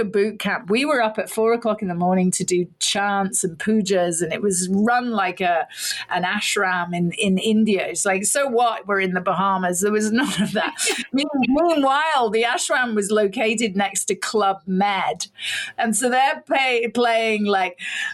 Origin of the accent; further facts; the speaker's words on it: United Kingdom; I'm British, was born in the UK to a Canadian mother, English father